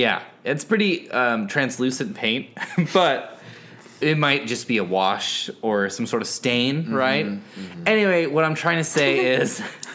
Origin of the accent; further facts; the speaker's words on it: San Francisco Bay Area, California, United States; I'm from the Bay Area.